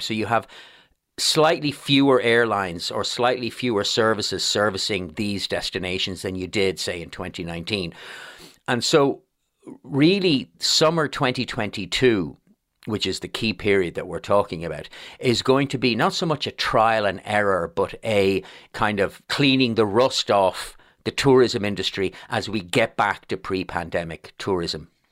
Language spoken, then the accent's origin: English; Dublin, Leinster, Ireland; I'm born and raised in Blanchardstown